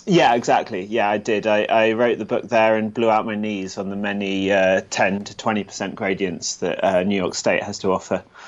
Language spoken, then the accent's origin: English; Gloucestershire, South West England, United Kingdom; also born or lived in London; now in Edinburgh, United Kingdom; I was, uh, born in London and grew up in Gloucestershire in the south of the U K. And now I live in Edinburgh, Scotland